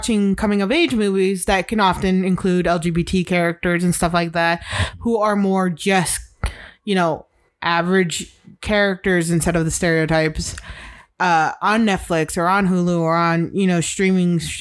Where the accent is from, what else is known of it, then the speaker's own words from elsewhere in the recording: Illinois, United States; I am from middle America. I'm from Illinois